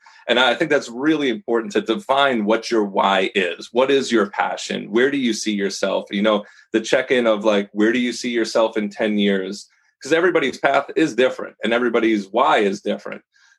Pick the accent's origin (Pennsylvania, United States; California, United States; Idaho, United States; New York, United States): New York, United States; now in Dallas, United States; I moved down in 2009 from New York to Dallas, Texas, and I did not even know multifamily industry existed. I grew up in a flooring industry in New York through my father and his father before that.